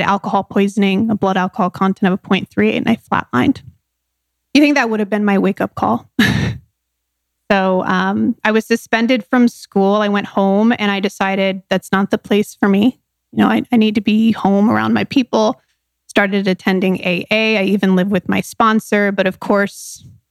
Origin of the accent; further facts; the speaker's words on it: San Diego, California, United States; I was born in San Diego, California.